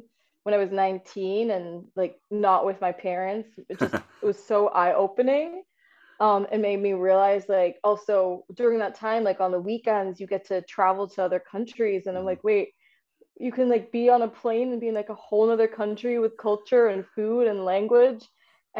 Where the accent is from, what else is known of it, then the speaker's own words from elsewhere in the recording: San Antonio, Texas, United States; moved away; I grew up in San Antonio, Texas, but my parents did come over from India